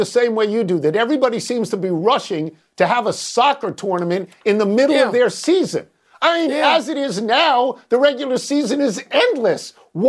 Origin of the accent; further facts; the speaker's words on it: New York, United States; I was born and raised in New York.